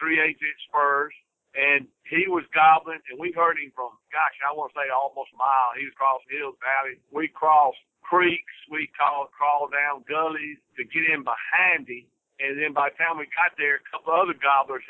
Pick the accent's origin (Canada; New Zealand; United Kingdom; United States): United States; Mississippi; we're from Mississippi.